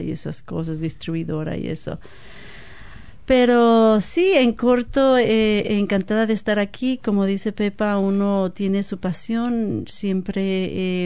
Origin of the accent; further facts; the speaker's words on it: Guadalajara, Jalisco, Mexico; moved away as an adult; also born or lived in Seattle; now in New Zealand; originaria de Guadalajara, México.